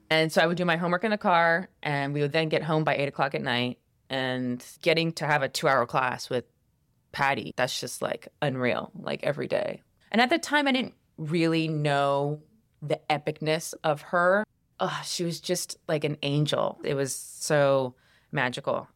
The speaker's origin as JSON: {"language": "English", "town": "Columbia", "region": "South Carolina", "country": "United States", "tie": "born or raised there", "said": "I grew up in Columbia, South Carolina."}